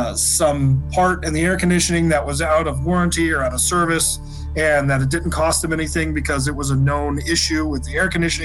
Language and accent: English; Washington, United States; my home state of Washington